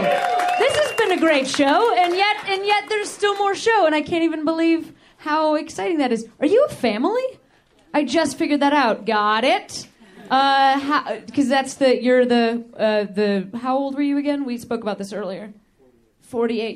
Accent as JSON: {"language": "English", "town": "Chicago", "region": "Illinois", "country": "United States", "said": "I'm from Chicago."}